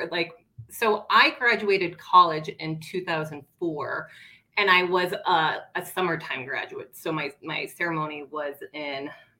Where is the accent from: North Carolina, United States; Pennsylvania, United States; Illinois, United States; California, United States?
Pennsylvania, United States; outside of Scranton, Northeastern; now in Colorado, United States; I grew up about 10 minutes outside of Scranton.